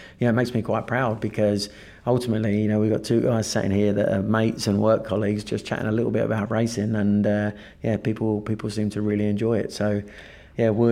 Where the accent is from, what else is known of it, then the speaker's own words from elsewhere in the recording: Kent, South East England, United Kingdom; I'm from Kent.